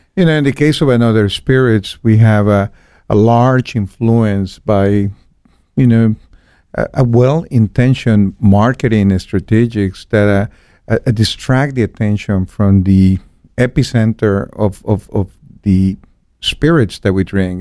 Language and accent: English; Guadalajara, Jalisco, Mexico; moved away as an adult; also born or lived in Cancun; I was born and raised in Guadalajara